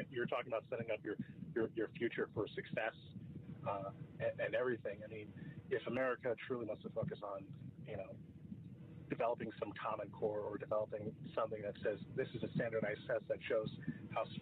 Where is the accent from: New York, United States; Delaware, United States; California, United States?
New York, United States; now in Washington, D.C., United States; being a person who's not from not from the, uh, the Baltimore area or from the DC area, I'm originally from New York.